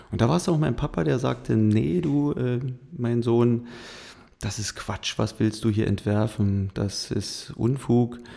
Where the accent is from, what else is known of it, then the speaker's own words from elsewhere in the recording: Potsdam, Brandenburg, Germany; ja, ich bin tatsächlich Babelsberger. Also ich komme aus